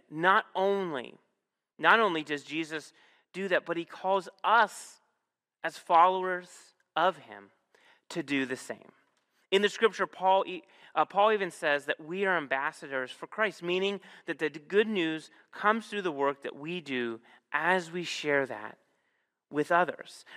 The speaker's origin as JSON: {"language": "English", "region": "Northeast Ohio", "country": "United States", "tie": "born or raised there", "moved": "yes", "said": "I'm from Northeast Ohio"}